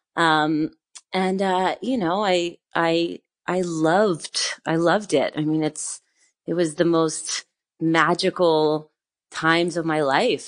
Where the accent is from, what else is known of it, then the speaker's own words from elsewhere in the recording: northern New Jersey, United States; moved away as an adult; also born or lived in New York City; now in France; I grew up in, uh, northern New Jersey